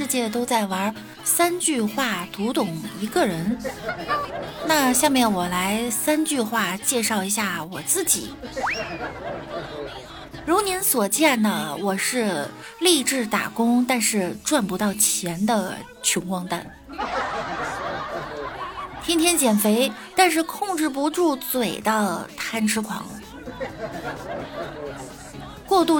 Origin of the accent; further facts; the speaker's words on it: Beijing, China; 虽然我是一个北京人。